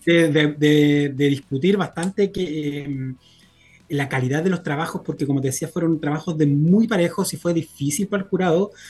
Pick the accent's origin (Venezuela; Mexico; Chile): Chile; Copiapó, Atacama; yo soy de región, yo soy de Copiapó